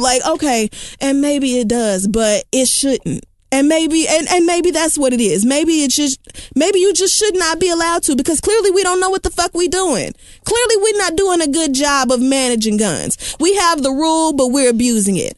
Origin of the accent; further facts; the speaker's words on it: Oklahoma, United States; I am from Oakland fucking Homa